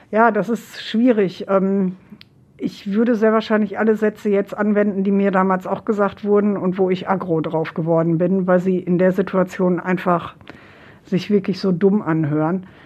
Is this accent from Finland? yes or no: yes; Finland; meine leibliche Mutter ist gestorben und wir kommen eben halt äh, aus Finnland.